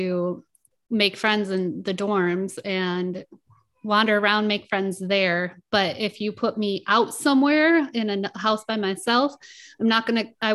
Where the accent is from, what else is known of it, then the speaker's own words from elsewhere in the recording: Fremont, Michigan, United States; moved away as an adult; also born or lived in Grand Rapids, Michigan / Tennessee / Las Vegas; now in Oregon, United States; I grew up in Michigan.